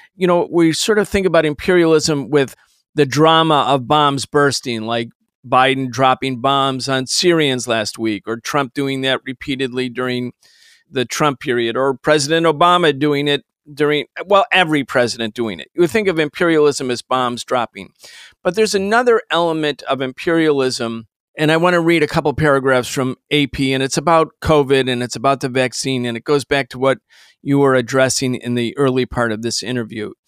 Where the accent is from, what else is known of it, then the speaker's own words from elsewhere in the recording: Rochester, New York, United States; I grew up in Rochester, New York.